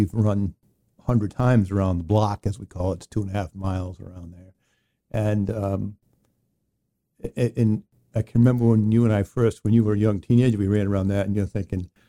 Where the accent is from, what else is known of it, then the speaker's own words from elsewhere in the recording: Exeter, Rhode Island, United States; i grew up in exeter rhode island and i was born in 1964 february 28th i just turned 59 recently